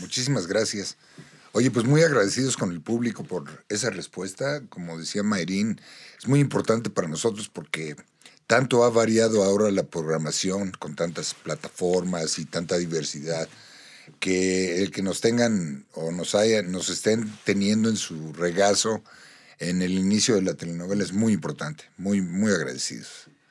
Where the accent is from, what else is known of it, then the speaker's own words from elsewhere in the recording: Mexico; nosotros los mexicanos